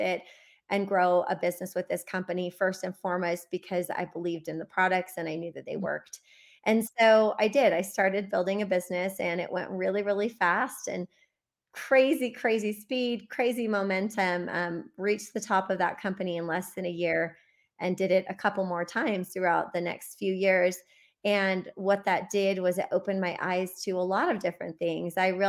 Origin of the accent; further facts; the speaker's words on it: Midwest, United States; And I grew up mostly in the Midwest, but we also moved a lot growing up.